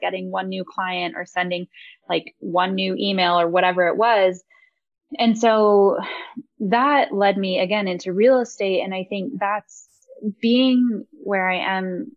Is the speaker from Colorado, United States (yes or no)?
yes; Aspen, Colorado, United States; also born or lived in California; growing up in the Roaring Fork Valley